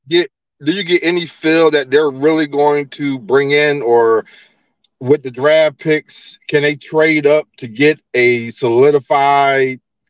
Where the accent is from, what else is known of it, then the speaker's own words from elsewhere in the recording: New Jersey, United States; also born or lived in Oakland, California; now in Richmond, Virginia, United States; I'm from Jersey.